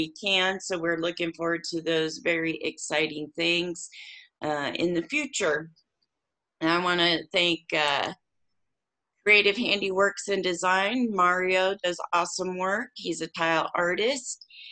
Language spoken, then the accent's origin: English; Warsaw, Indiana, United States; in my hometown, Warsaw, Indiana